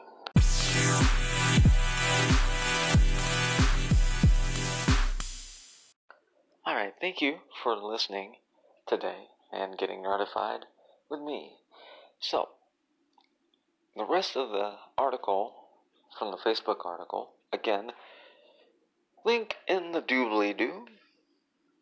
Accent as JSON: {"language": "English", "region": "Indiana", "country": "United States", "tie": "born or raised there", "said": "my home state here"}